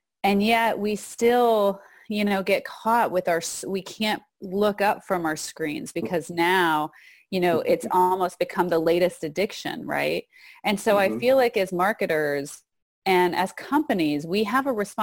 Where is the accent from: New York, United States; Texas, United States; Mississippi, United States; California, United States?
Texas, United States; moved away; also born or lived in Arizona; I actually also grew up in Texas. I was born in Texas